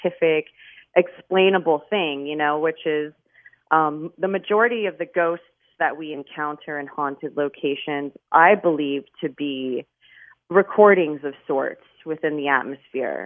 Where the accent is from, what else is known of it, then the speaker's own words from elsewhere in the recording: Miami, Florida, United States; I'm born and raised in Miami